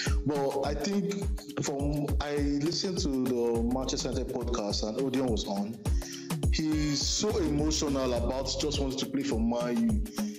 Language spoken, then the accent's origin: English; Nigeria; As a Nigerian fan, I'm really disappointed.